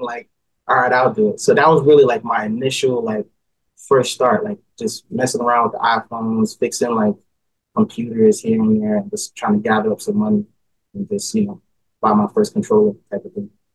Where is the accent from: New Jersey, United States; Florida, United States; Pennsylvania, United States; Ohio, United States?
New Jersey, United States; Newark; also born or lived in East Orange, New Jersey; I was born and raised in New Jersey, uh, in a city called Newark.